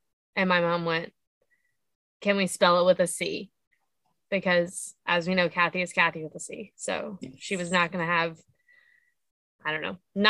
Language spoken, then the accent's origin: English; Central Ohio, United States; moved away; I am from Central Ohio.